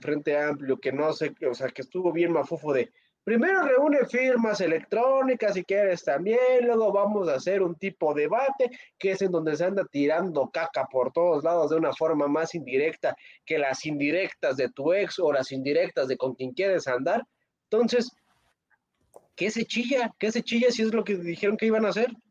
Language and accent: Spanish; Pátzcuaro, Michoacán, Mexico; mi hermoso pueblo de donde soy, Pátzcuaro, Michoacán